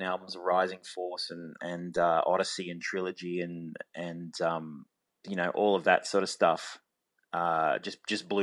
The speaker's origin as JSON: {"language": "English", "town": "Forbes", "region": "New South Wales", "country": "Australia", "tie": "born or raised there", "said": "I grew up in Forbes."}